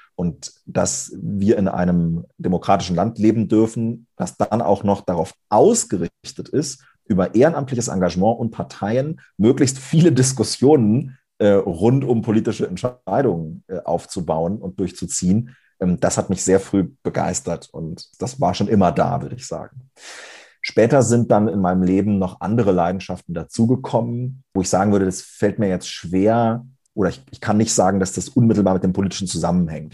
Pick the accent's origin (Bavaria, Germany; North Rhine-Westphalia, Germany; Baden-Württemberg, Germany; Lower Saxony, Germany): Lower Saxony, Germany; ich komme aus Niedersachsen, bin auf einem kleinen Dorf aufgewachsen